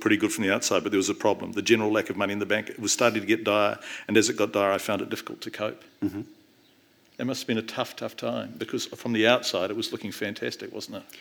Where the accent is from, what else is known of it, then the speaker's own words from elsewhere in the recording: North Island, New Zealand; I'm from the North Island